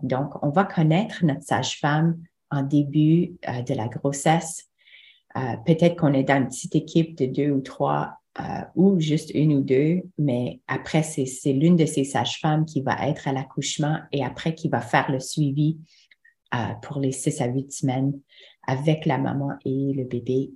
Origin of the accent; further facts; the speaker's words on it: Manitoba, Canada; moved away as an adult; now in Ontario, Canada; je venais du Manitoba